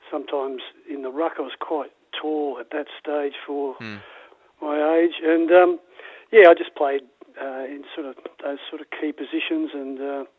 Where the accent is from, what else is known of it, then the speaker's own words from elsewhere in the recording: Melbourne, Victoria, Australia; When I was very young, I lived in North Melbourne and then we moved to Essendon when I was about five and built a house there.